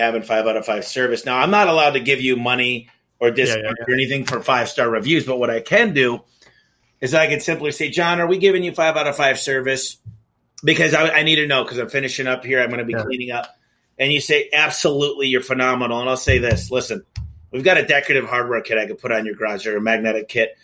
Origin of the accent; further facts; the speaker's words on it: Michigan, United States; now in Phoenix, United States; I'm from Michigan.